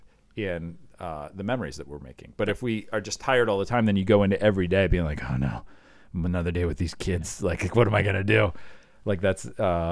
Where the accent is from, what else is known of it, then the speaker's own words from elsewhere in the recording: Iowa, United States; We had tornado drills when I was a kid growing up in Iowa